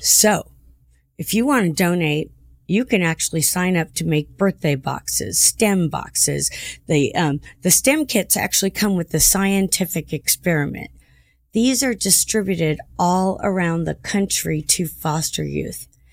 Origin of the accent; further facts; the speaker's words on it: Santa Ana, California, United States; I'm from Santa Ana, too